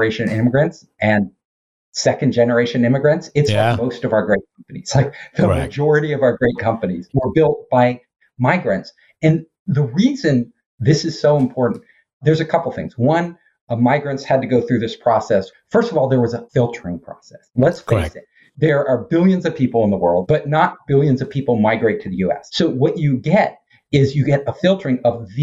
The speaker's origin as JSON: {"language": "English", "area": "Silicon Valley", "region": "California", "country": "United States", "said": "in Silicon Valley, where I'm from, I'm not far from San Francisco"}